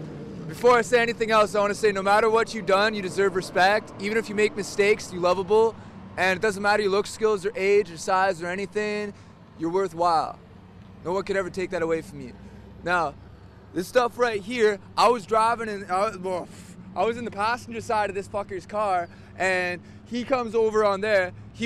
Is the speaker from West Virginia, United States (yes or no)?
yes; Sophia, West Virginia, United States; Sophia, West Virginia.